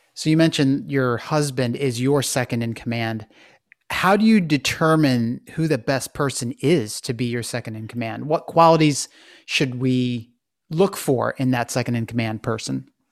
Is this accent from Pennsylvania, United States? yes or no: yes; Philadelphia, Pennsylvania, United States; you and I both come from the Philadelphia area